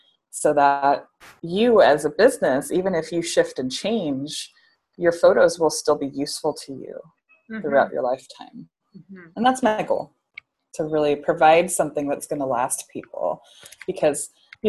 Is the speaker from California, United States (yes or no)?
no; Seattle, Washington, United States; also born or lived in Santa Barbara; now in New York City, United States; I'm from Seattle, Washington